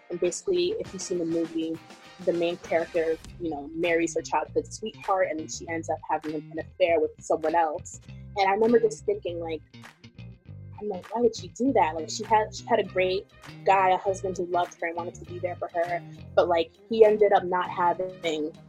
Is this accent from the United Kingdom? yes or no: no; Ghana; English is a second language; like there's always going to be that part of my music that that's inspired by me being Ghanaian.